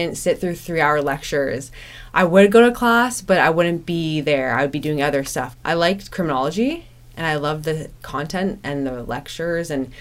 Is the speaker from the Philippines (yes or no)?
no; Whitby, Ontario, Canada; I grew up in Whitby, Ontario.